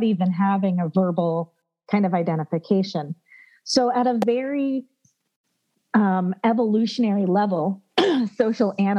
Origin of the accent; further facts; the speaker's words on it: United States; we were Americans